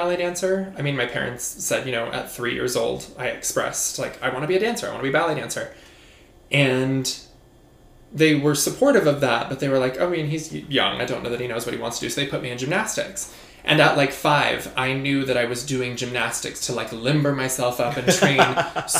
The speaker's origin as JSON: {"language": "English", "town": "Boise", "region": "Idaho", "country": "United States", "tie": "born or raised there", "also_born_or_lived": "Utah / Los Angeles / New York", "moved": "as an adult", "said": "I'm from Boise. I grew up dancing there through high school"}